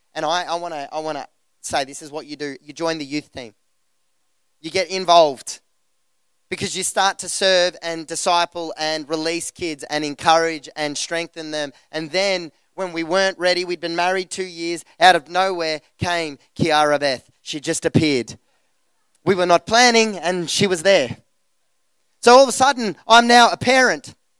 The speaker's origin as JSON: {"language": "English", "town": "Geelong", "region": "Victoria", "country": "Australia", "tie": "born or raised there", "said": "the church that we grew up in Geelong"}